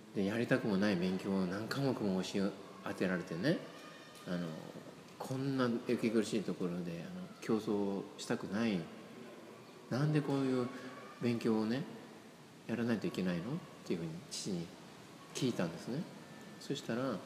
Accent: Osaka, Japan; 私は小学校時代はね、大阪で育って

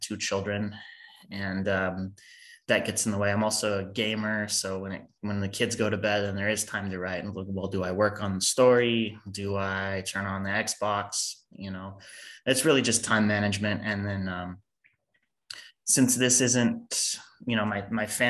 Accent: United States; I'm American.

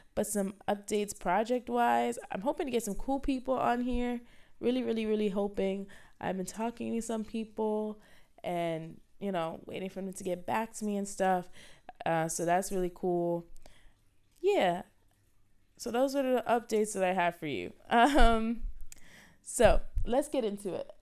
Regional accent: New York City, New York, United States; I'm from the Bronx

